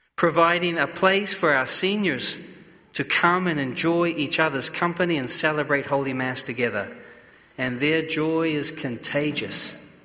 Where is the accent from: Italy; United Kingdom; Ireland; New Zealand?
New Zealand; moved away; I come from New Zealand. We are very reserved